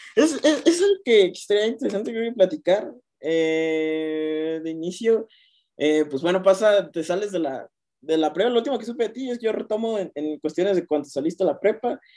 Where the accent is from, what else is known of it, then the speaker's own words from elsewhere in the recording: Mexico; como mexicano